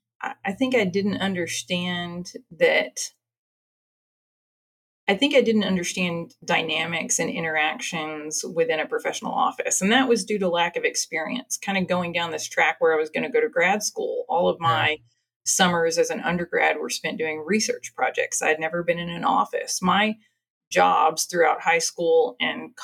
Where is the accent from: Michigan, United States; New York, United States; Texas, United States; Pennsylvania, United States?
Texas, United States; Marshall; also born or lived in Louisiana / Oxford, England; So I was born in Marshall, Texas. So I'm an East Texas girl, right out of the Arklatex. I graduated from Marshall High School